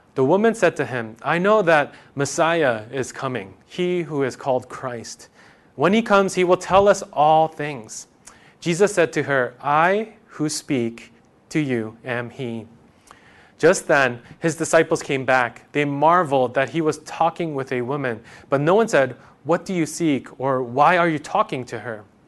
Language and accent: English; New York, United States; I'm from New York